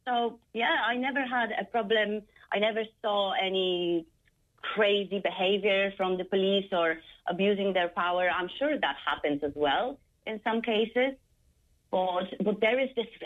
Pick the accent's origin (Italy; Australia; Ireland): Ireland; Cashel, Munster; I grew up in Cashel. I went to a secondary school in Cashel